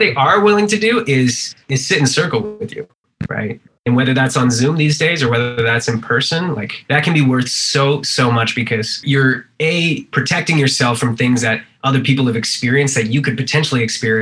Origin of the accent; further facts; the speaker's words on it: East Coast Canada, Canada; now in California, United States; I'm from, you know, East Coast Canada